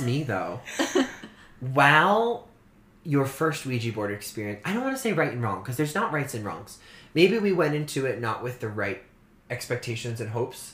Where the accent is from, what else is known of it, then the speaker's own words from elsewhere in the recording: Orleans, Massachusetts, United States; growing up on Cape Cod in Massachusetts